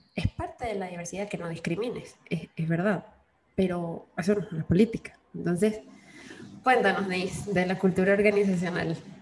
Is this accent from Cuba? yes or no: no; Venezuela; los venezolanos tenemos mucho esa cuestión de señalar con la boca